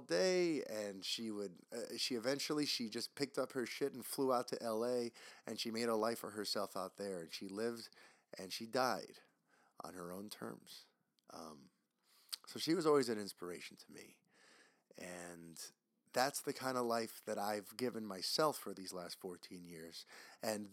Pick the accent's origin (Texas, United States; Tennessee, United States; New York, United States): New York, United States; New York City; I grew up in New York City